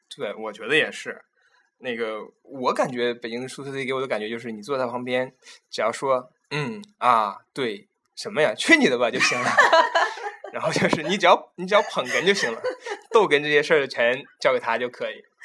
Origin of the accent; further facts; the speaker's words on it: Qiqihar, Heilongjiang, China; moved away; 我的家乡齐齐哈尔